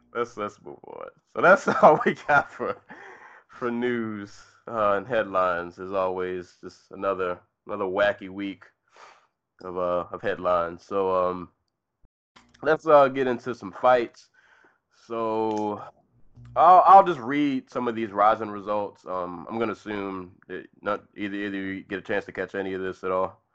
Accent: Maryland, United States; this took place in my home state. Uh, these two gentlemen fought about 20 minutes away from where I live

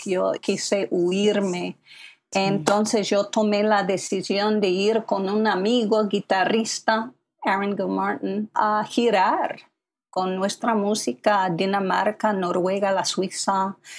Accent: Philadelphia, Pennsylvania, United States; first language English; Spanish is a second language; moved away as an adult; also born or lived in Taiwan / Manhattan, New York; yo nací en Filadelfia y soy la segunda hija

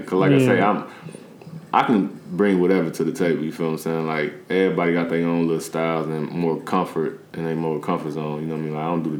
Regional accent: Peoria, Illinois, United States; I'm from the South

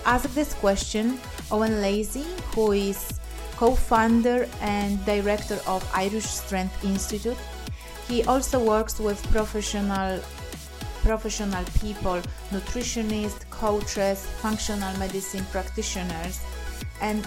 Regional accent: Poland; English is a second language; I'm Polish, so my accent may be confusing as well

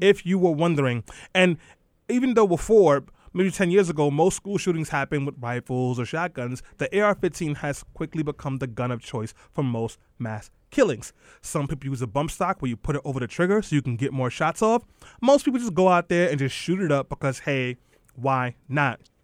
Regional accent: New York City, New York, United States; as a kid growing up in East New York

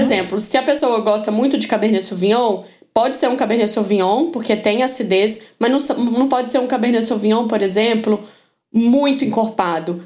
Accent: Minas Gerais, Brazil; Eu sou mineira

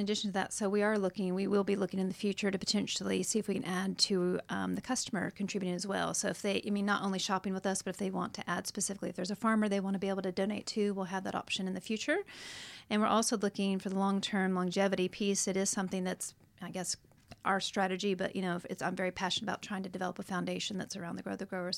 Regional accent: United States; moved away as an adult; now in Australia; I am from America, from the States, but I am now dis-, now a citizen

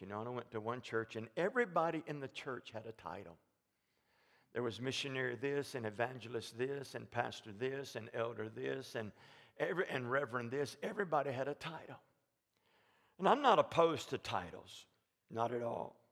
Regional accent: Alabama, United States; moved away; we're from Alabama

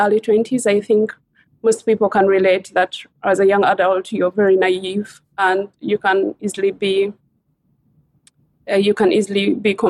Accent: Uganda; moved away as an adult; also born or lived in Singapore / Malaysia / Hong Kong / Bahamas; now in United Kingdom; I came from Uganda in East Africa, in sub-Saharan Africa, as they call it now. I left my home country as a young adult.

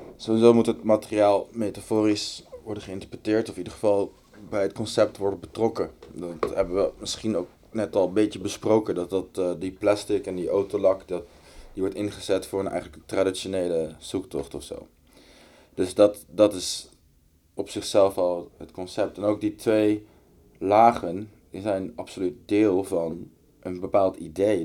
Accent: The Hague, South Holland, Netherlands; ik ben opgegroeid in Den Haag

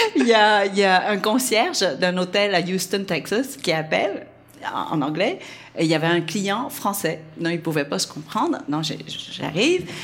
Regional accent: Vietnam; accent: Vietnamese; French is a second language; moved away; mon français est encore très, ouais, très lourd d'accent euh, vietnamien

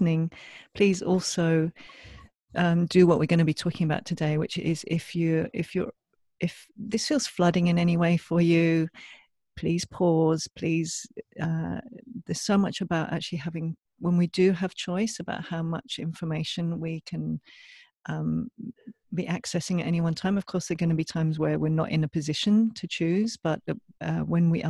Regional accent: England, United Kingdom; now in Australia; I'm from England originally

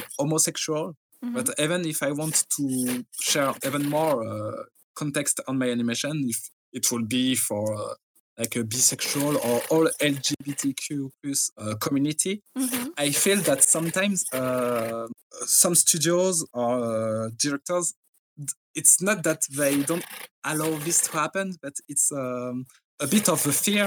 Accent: France; English is a second language; I'm French

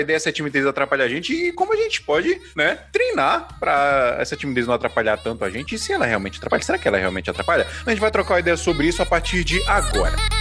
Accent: Paraíba, Brazil; moved away; eu não sou de João Pessoa, mas eu sou da Paraíba também. Para quem não sabe, eu sou paraibaninho

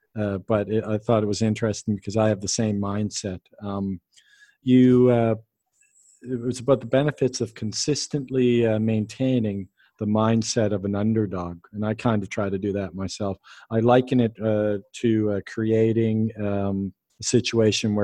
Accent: Calgary, Alberta, Canada; I was born in Calgary.

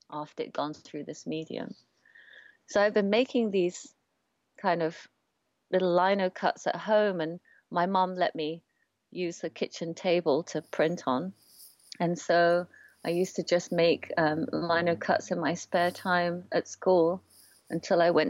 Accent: Oxford, South East England, United Kingdom; now in London, United Kingdom; I'm an artist printmaker living in London. And um, my parents are from Malaysia and Singapore. I was born in Oxford and I grew up in this kind of amazing, beautiful university town, feeling like a little bit like an outsider in my home country.

